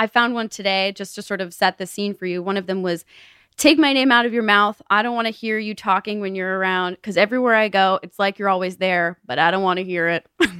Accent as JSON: {"language": "English", "town": "Louisville", "region": "Kentucky", "country": "United States", "said": "Originally from Louisville, Kentucky."}